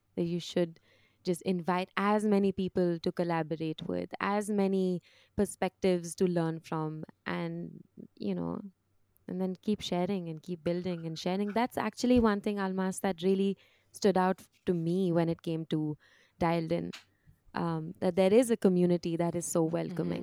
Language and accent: English; India; moved away as an adult; I am Indian